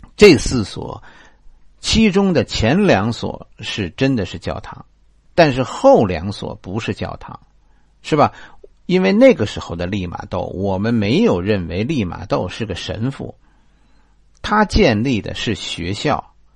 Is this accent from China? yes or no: yes; China; 我们中国人把一个人叫子